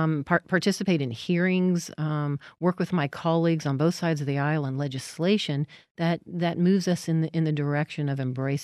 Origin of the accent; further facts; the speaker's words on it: Las Vegas, Nevada, United States; I was born and raised in Las Vegas.